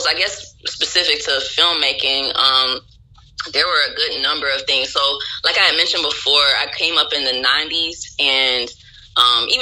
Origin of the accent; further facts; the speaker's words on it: Kinston, North Carolina, United States; also born or lived in Philadelphia area, Pennsylvania / Washington, D.C.; I first moved to North Carolina right before I turned 5. I actually was born in Pennsylvania, right outside of Philadelphia. And in North Carolina, it was kind of a culture shock when I first got there because I was like used to city life. And then all of a sudden, things kind of came to a screeching halt in a small town called Kinston.